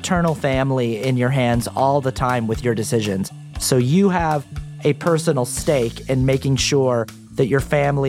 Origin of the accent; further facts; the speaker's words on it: Sandy, Utah, United States; I grew up in Sandy, Utah, which is a suburb of Salt Lake City.